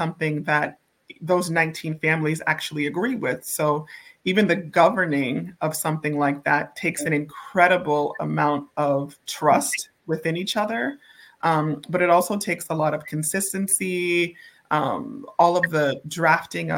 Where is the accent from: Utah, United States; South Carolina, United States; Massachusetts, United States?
Massachusetts, United States; Boston; growing up in Boston